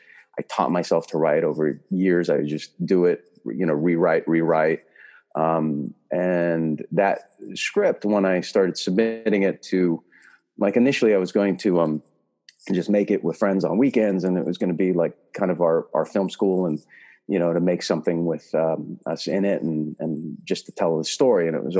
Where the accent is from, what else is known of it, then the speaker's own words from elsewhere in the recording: California, United States; Well, I grew up in the Bay Area. So I grew up here doing, you know, theater.